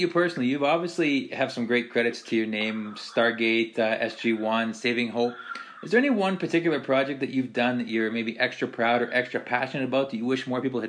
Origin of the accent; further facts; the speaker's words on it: Saskatchewan, Canada; I grew up in Saskatchewan